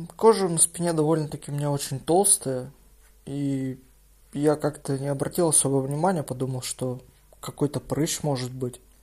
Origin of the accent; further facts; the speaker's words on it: Izhevsk, Udmurtia, Russia; я сам из Ижевска